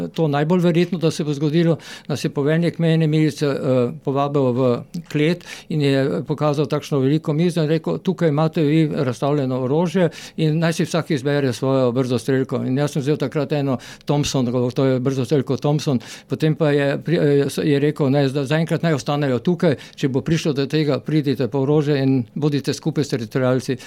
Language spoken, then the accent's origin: Slovenian; Maribor, Slovenia; also born or lived in Graz; jaz sem iz Maribora